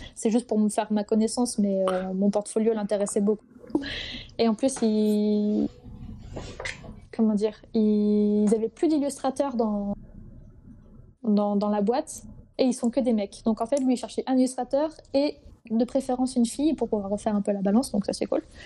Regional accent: Brittany, France; je suis une petite Bretonne du fin fond de la Bretagne, du Morbihan

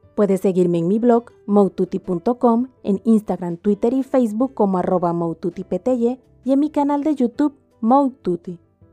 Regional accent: Panama; mi país, que es Panamá

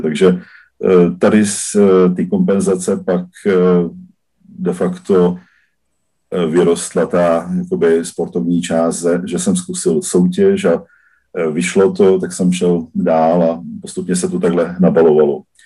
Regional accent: southern Slovakia, Slovakia; now in Czech Republic; původem eh, jsem z Jižního Slovenska, z oblasti Maďarska, takže jsem Maďar ze Slovenska, který žije v Čechách i na Slovensku

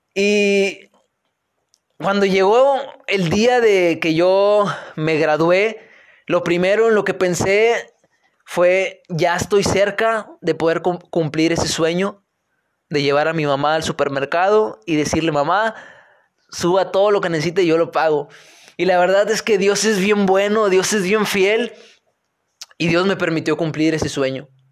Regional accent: Linares, Nuevo León, Mexico; moved away as an adult; also born or lived in Monterrey; yo soy de Linares, Nuevo León. Nací en Monterrey, pero soy de Linares, Nuevo León. Eh, terminé la prepa acá en Linares

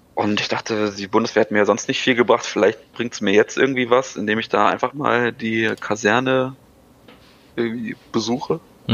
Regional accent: Germany; als Deutscher

